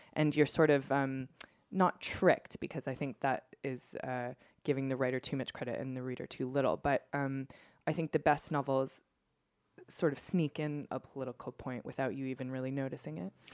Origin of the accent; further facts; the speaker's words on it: United States; as somebody growing up in America